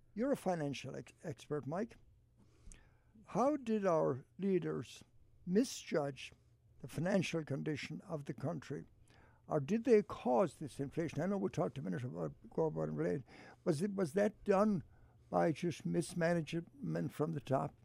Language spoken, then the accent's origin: English; Ballina, Connacht, Ireland; moved away; my hometown of Ballina